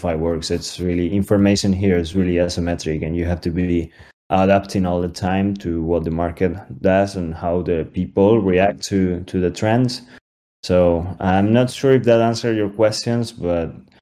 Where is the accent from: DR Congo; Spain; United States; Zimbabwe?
Spain; We're from Spain, most of us.